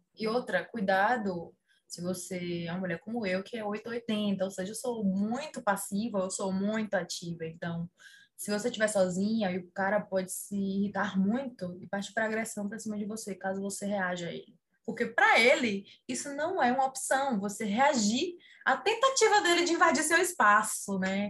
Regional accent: Salvador, Bahia, Brazil

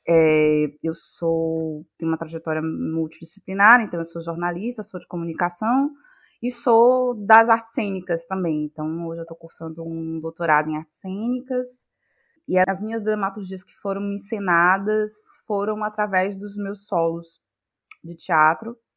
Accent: Salvador, Bahia, Brazil; sou daqui de Salvador, Bahia

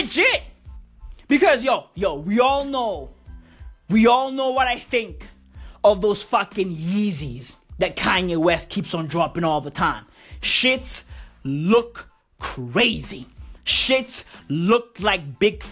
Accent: South Africa; I'm reporting live from South Africa right now. This is where I was born. This is where I live

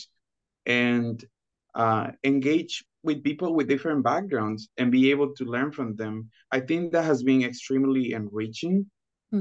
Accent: Los Anastasios, Chiriquí, Panama; English is a second language; moved away as an adult; now in Arkansas, United States; So, originally, I am from Panama. I am from a small town in the province of Chiriquí called Los Anastasios

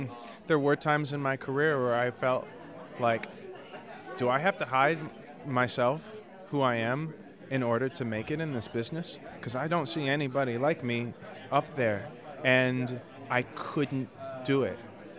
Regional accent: Detroit, Michigan, United States

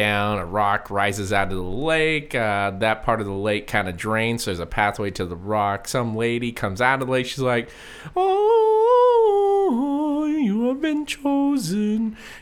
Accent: Utah, United States; moved away; I grew up in Utah

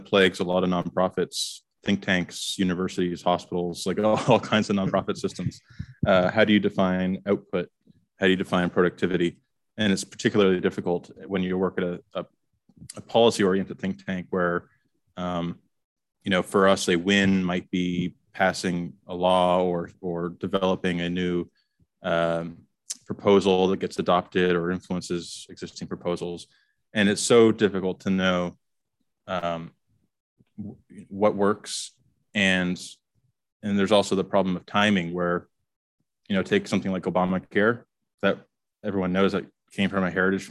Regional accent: Canada; moved away as an adult; I'm from Canada originally

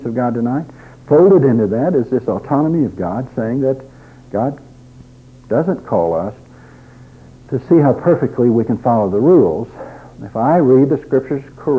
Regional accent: Drumright, Oklahoma, United States; I grew up in a small town in Oklahoma

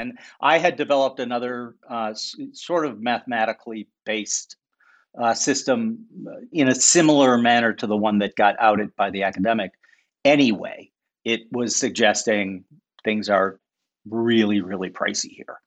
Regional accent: St. Paul, Minnesota, United States; I grew up in St. Paul, Minnesota.

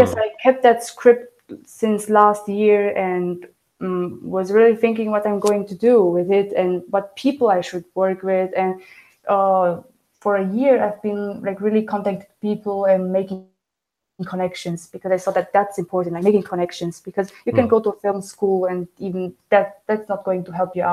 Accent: Germany; first language Romanian; English is a second language; moved away; I grew up in Germany. So my first language was Romanian at home, but I spoke German at school, at kindergarten, outside.

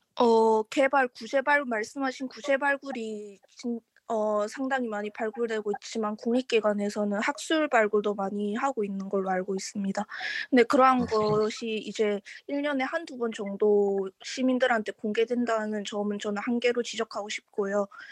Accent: Changwon, South Gyeongsang, South Korea; 제가 창원 사람이라서

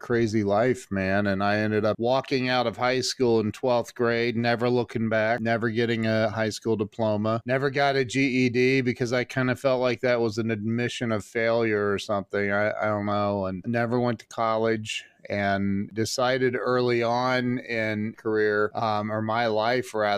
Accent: Northwest Ohio, United States; I was born in Northwest Ohio

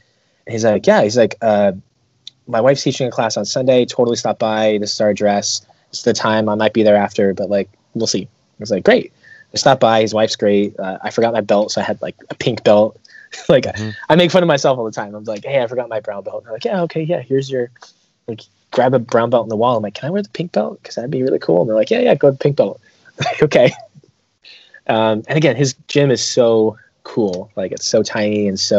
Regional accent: Vermont, United States; Yeah, I grew up with him in Vermont.

